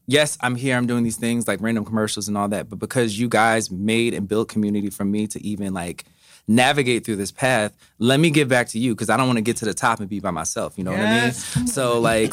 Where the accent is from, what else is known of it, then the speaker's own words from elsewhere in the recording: Willingboro, New Jersey, United States; now in New York City, United States; I'm originally from Willingboro, New Jersey, which is like right over the bridge.